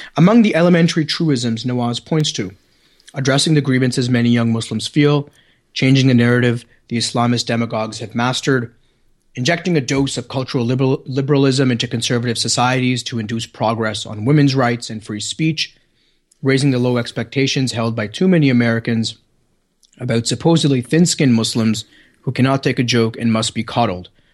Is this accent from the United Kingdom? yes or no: no; Canada; accent: Canadian; my good Canadian accent